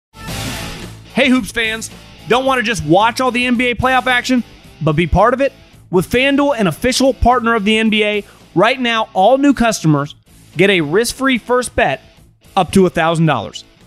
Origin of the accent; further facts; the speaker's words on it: Northern California, United States; moved away as an adult; also born or lived in Philadelphia; I'm born and raised in Northern California